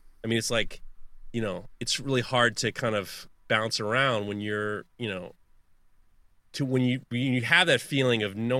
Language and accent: English; Manhattan, New York, United States; When I grew up in Upper East Side, Manhattan, and when my parents divorced, my mother was kind of not around, my dad was not around. So I grew up in the 90s in Manhattan